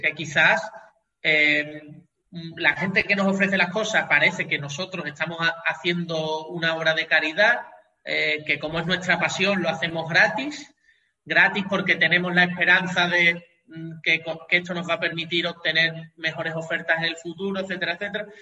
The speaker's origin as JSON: {"language": "Spanish", "town": "Cádiz", "region": "Andalusia", "country": "Spain", "also_born_or_lived": "Catalonia", "said": "soy gaditano, aquí en Cádiz"}